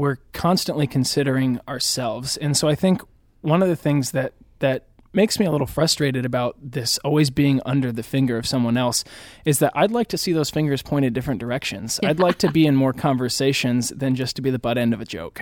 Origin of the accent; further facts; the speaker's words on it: Indianapolis, Indiana, United States; now in Chicago, United States; I grew up in the Indianapolis area, although I consider Chicago my home now